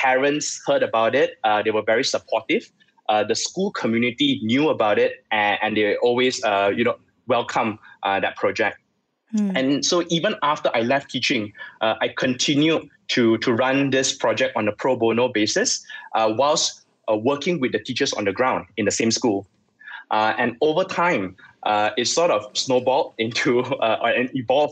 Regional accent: Subang Jaya, Selangor, Malaysia; I grew up in Subang, Subang Sagway

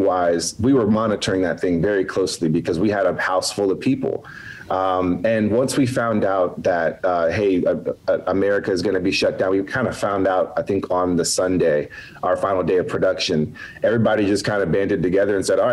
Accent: Atlanta, Georgia, United States; I'm from Hotlanta

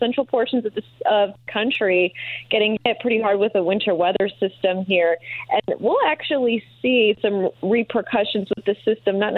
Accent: Green Bay, Wisconsin, United States; now in Indianapolis, United States; I've been here for about five years or so, and I came from the Green Bay area area.

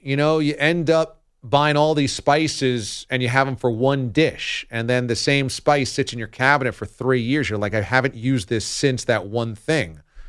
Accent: Hudson Valley, New York, United States; I grew up and now live in the Hudson Valley of New York, and my hometown is like apple picking capital of the Northeast, with just apple orchards all over the place.

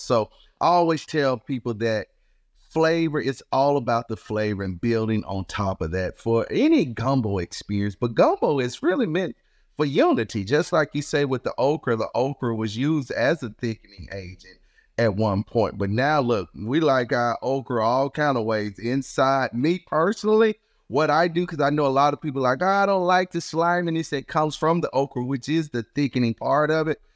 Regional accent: Chicago, Illinois, United States; moved away; also born or lived in Mississippi; I was born and raised in Chicago, and my family decided to move to Mississippi

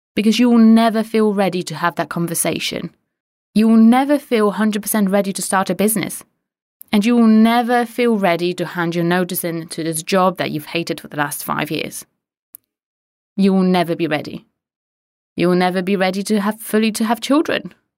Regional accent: Poland; moved away; I'm Polish.

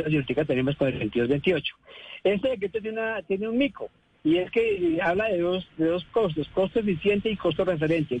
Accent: Colombia; nosotros como colombianos, como compatriotas

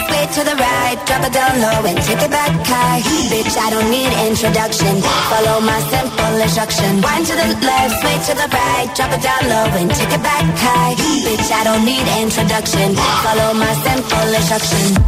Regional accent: Canary Islands, Spain; de Gran Canaria.

